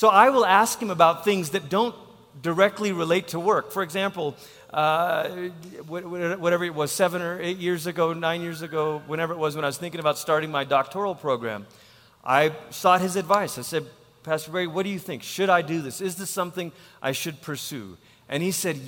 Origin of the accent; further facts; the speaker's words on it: Malaysia; now in United States; I'm from Malaysia